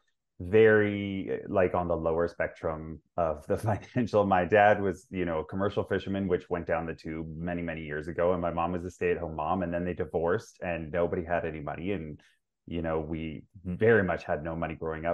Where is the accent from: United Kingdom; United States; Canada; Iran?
Canada; Vancouver, British Columbia; I grew up in Vancouver as well, like in BC.